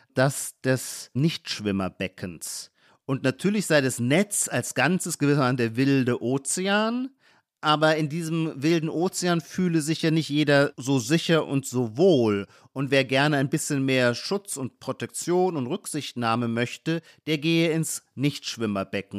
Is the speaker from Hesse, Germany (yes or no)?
no; Heidelberg, Baden-Württemberg, Germany; now in Berlin, Germany; das ist, wo ich herkomme. Ich komme aus Heidelberg, Rhein-Neckar-Kreis